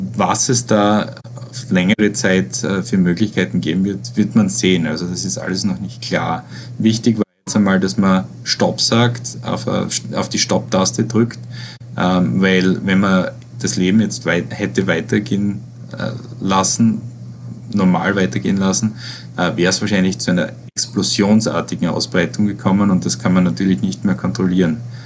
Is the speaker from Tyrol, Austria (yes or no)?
no; Styria, Austria; moved away as an adult; also born or lived in Vienna, Austria; now in New York, United States; Ich komme aus, ich komme aus der Steiermark.